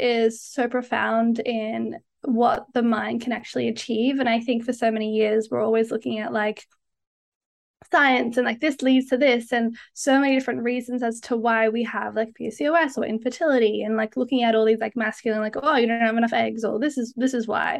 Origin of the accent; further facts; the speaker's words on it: Australia; now in Canada; as you can probably tell, I'm Australian, but I live in Canada